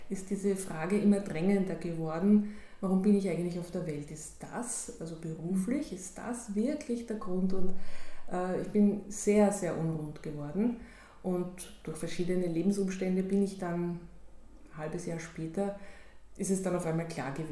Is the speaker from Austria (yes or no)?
yes; Austria; wenn ich mit meinem jetzigen Wissen sage, als Österreicherin sage, Wien liegt in Linz.